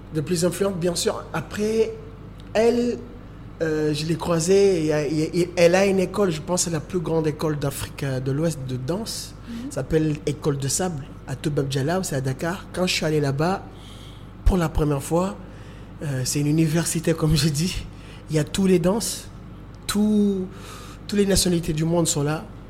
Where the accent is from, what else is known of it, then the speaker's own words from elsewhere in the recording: Moroni, Grande Comore, Comoros; je suis né euh, à Moroni, j'ai grandi à Moroni malgré tout.